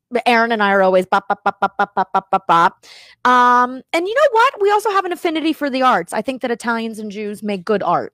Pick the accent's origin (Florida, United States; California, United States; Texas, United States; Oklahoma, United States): Florida, United States; Miami; moved away as an adult; also born or lived in New Jersey / New York; I grew up in Miami. I was born in New Jersey. I lived in New York. I lived in Miami.